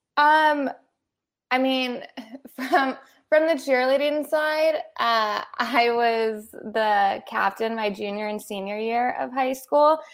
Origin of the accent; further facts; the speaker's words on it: Los Angeles, California, United States; also born or lived in Boulder, Colorado; I was born and raised in Los Angeles, specifically the West Side